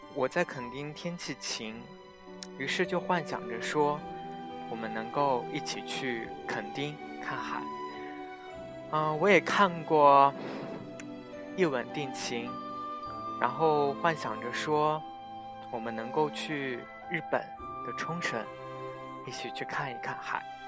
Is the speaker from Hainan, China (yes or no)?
no; Xinjiang, China; 从小生活在新疆，所以长这么大没有怎么见过海